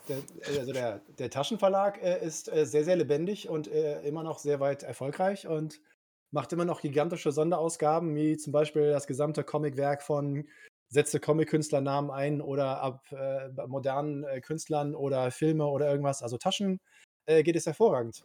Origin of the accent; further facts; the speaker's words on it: Cologne, North Rhine-Westphalia, Germany; ich bin gebürtiger Kölner